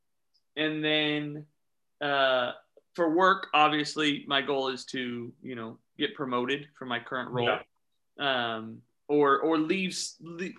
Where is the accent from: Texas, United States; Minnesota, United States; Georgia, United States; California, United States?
Texas, United States; Houston; moved away as an adult; now in Dallas-Fort Worth, United States; My wife and I were born and raised in Houston, Texas